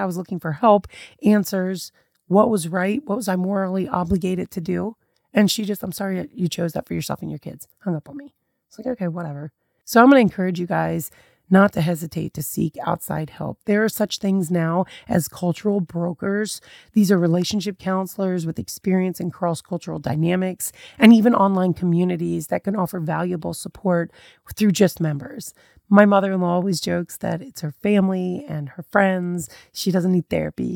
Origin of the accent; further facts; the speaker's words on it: United States; I was very much that country girl raised in America